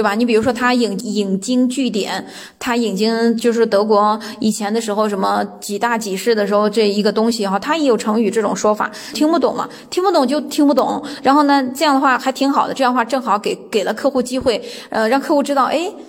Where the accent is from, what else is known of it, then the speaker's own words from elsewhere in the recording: China; now in Germany; 虽然我是一个中国人，虽然我的语言没有当地母语人的那么溜，